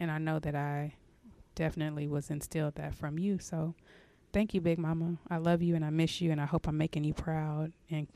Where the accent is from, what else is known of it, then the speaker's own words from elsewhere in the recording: San Antonio, Texas, United States; now in Dallas, United States; I grew up in San Antonio